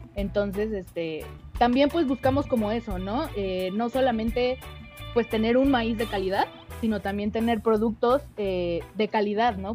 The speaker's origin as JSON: {"language": "Spanish", "country": "Mexico", "said": "como mexicanos"}